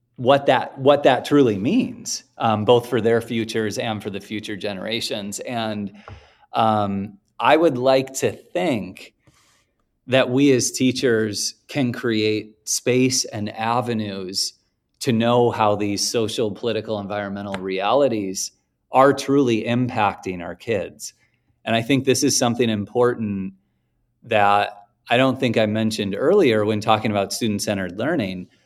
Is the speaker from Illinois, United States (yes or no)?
yes; Oak Park, Illinois, United States; also born or lived in Chicago, United States; the west edge of Chicago was about a block and a half from where I grew up in Oak Park